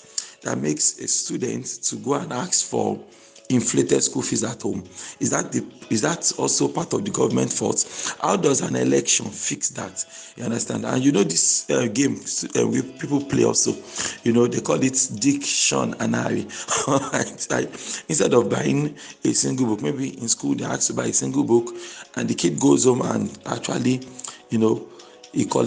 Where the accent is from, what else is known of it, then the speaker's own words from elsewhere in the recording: Nigeria; I'm a Nigerian, and I'm actually happy to be Nigerian.